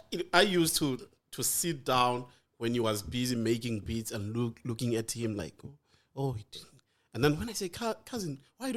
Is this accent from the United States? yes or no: no; Giyani, Limpopo, South Africa; I was born and raised in Giyani.